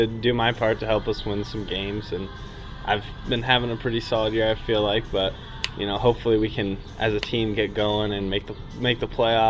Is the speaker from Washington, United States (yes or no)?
yes; Spokane, Washington, United States; also born or lived in Missouri; I'm from Spokane, Washington, and I play college baseball at Columbia College in Missouri.